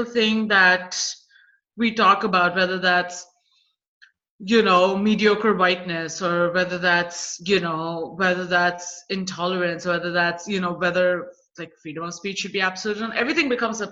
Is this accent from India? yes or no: yes; India; now in United States; as an Indian woman who's in the US right now